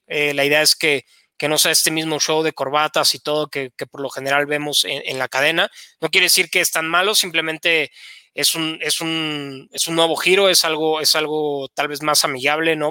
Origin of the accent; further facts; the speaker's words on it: Querétaro, Mexico; moved away as an adult; also born or lived in Estado de México; yo soy de Querétaro, jugué en infantiles, en los Gatos Salvajes de la Universidad Autónoma de Querétaro